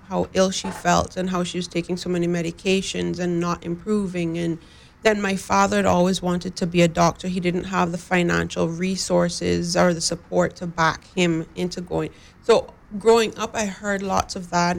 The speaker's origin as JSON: {"language": "English", "region": "West Bay", "country": "Cayman Islands", "said": "I live in West Bay, I'm from West Bay"}